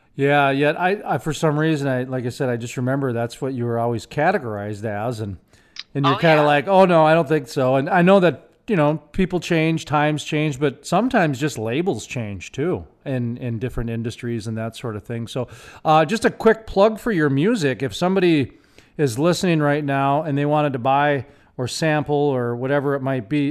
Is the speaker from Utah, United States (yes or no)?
no; Minneapolis, Minnesota, United States; moved away; also born or lived in Fargo, North Dakota; My hometown is Minneapolis. And then I moved to Fargo